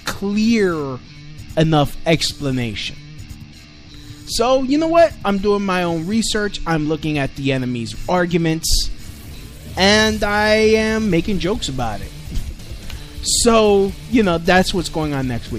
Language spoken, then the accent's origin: English; New York City, New York, United States; I grew up in Brooklyn during the 90s